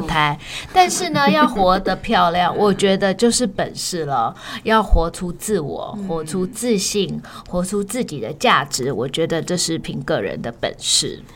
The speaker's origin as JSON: {"language": "Chinese", "country": "Australia", "tie": "born or raised there", "said": "我在澳洲长大的"}